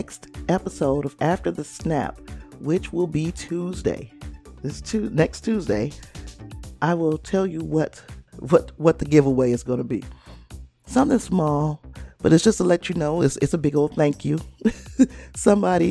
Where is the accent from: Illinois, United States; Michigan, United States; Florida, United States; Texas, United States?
Illinois, United States; Chicago; And I'm from that area. I'm from the Chicago area